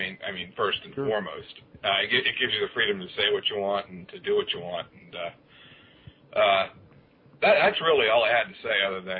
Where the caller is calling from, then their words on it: East Coast, United States; I'm calling from the East Coast. I'm a regular listener to your program.